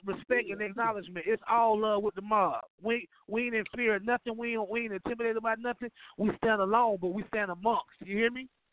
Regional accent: Atlanta, Georgia, United States; I come from Atlanta, Georgia

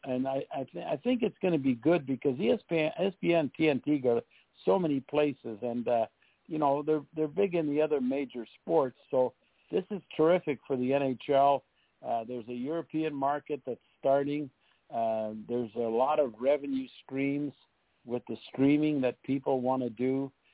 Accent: Montreal, Quebec, Canada; moved away as an adult; also born or lived in St. Louis / Buffalo / Detroit; we went to Montreal, and we uh, it was my hometown

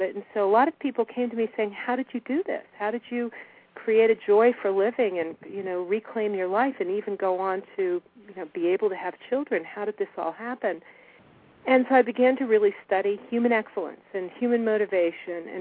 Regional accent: United States; I grew up in Washington

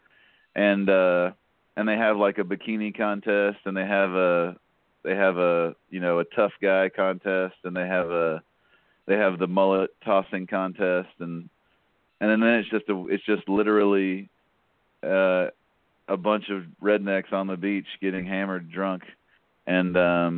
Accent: Atlanta, Georgia, United States; growing up in Atlanta, they're just, yeah, I mean, we were on the outskirts of Atlanta

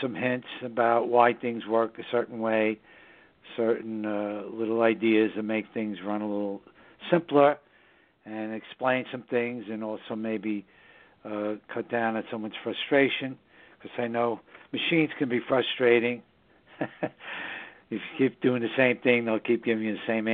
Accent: New York City, New York, United States; also born or lived in southern Hudson Valley, New York; the northern suburbs of New York City, my hometown

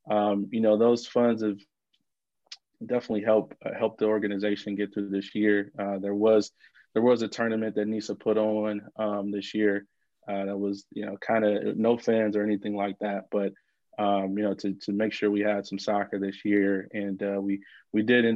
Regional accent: Detroit, Michigan, United States; moved away as an adult; my hometown in Detroit, Michigan

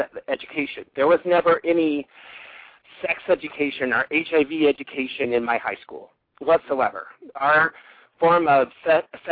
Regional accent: Sandhills, rural Nebraska, United States; also born or lived in New York City, United States / Minneapolis, Minnesota, United States; now in Omaha, United States; I'm from rural Nebraska, actually. My hometown is way west, in the middle of the Sandhills

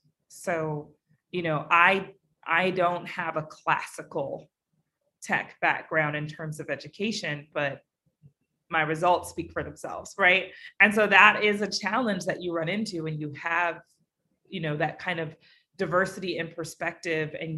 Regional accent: Alaska, United States; also born or lived in Bay Area, California; now in New York, United States; I grew up in Alaska.

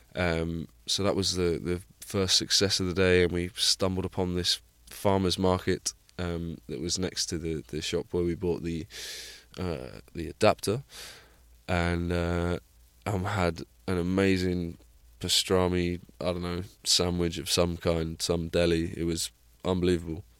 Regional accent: Plymouth, South West England, United Kingdom; moved away; my, my hometown of Plymouth

